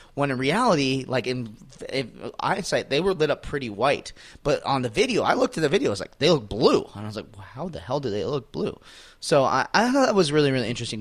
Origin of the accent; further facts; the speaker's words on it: Phoenix, Arizona, United States; I'm in my hometown